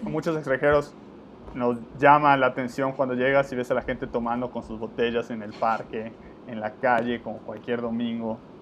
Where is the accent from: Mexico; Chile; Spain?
Mexico; Yucatán; los que somos de Yucatán en México